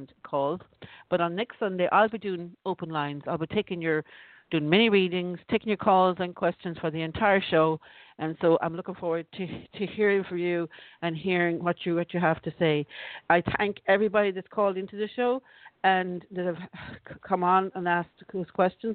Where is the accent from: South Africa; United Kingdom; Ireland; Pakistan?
Ireland; I'm from Ireland